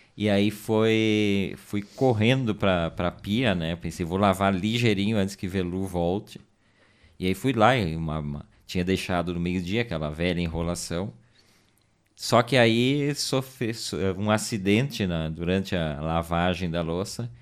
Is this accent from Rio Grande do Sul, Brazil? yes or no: yes; Garibaldi, Rio Grande do Sul, Brazil; also born or lived in Caxias do Sul; Mas eu me criei, vivi trinta e poucos anos em Garibaldi, sou natural de Garibaldi